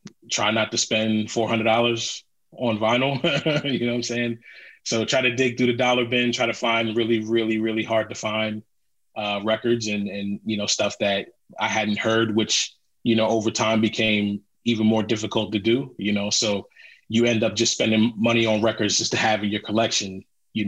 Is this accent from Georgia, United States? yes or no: no; Philadelphia, Pennsylvania, United States; I'm from Philly